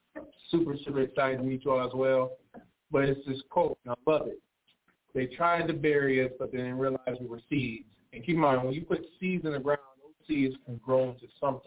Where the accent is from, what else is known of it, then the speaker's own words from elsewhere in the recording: Pontiac, Michigan, United States; moved away; we're from Pontiac, Michigan, not Detroit, because I know how it is growing up when you leave, go somewhere, you're like, yeah, I'm from Pontiac.